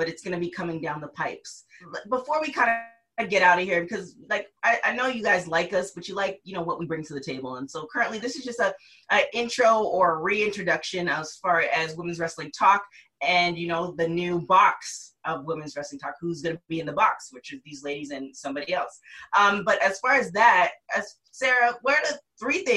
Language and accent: English; Canada; I am Canadian